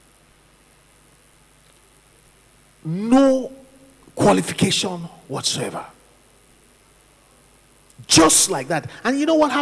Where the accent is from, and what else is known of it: Nigeria; moved away; also born or lived in London, United Kingdom